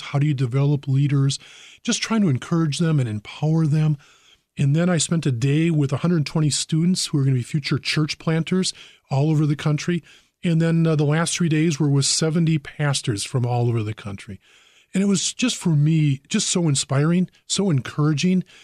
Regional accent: Brookfield, Wisconsin, United States; I grew up in Brookfield

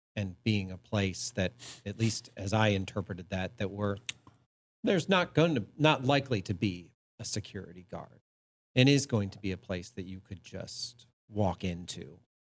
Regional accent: Ithaca, New York, United States; I grew up in upstate New York. I grew up in Ithaca, New York

